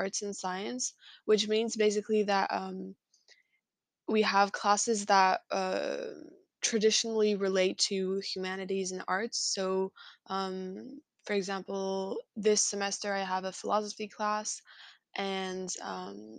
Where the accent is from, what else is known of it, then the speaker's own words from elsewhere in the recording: France; I'm from France